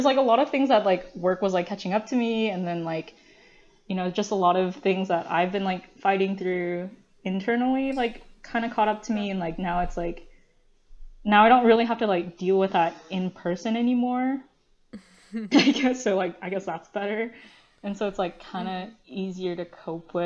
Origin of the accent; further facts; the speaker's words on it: United States; English is a second language; I was born in the US